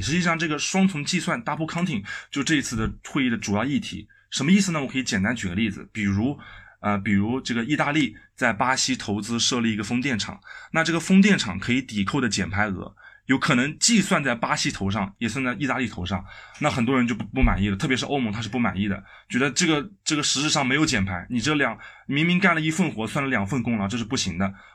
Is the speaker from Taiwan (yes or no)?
no; China; 我们中国人